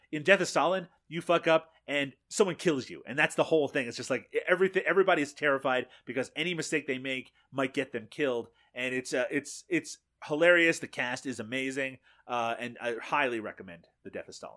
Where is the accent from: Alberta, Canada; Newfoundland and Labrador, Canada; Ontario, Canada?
Newfoundland and Labrador, Canada; moved away; I'm from Newfoundland, eh, here in Canada, uh, originally.